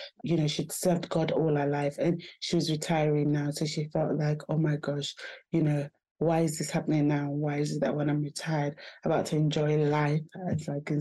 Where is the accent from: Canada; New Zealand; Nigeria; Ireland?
Nigeria; now in United Kingdom; being originally Nigerian myself